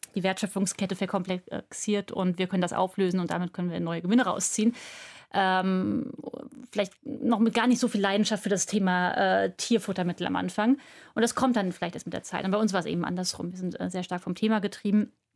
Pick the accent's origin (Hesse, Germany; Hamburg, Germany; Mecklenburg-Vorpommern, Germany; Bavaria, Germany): Hesse, Germany; Frankfurt am Main; moved away as an adult; now in Berlin, Germany; ich komme gebürtig aus Frankfurt am Main